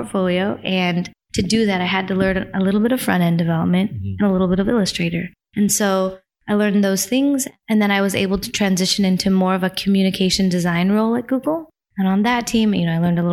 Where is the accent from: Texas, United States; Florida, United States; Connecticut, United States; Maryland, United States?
Connecticut, United States; New Haven; we were living in Connecticut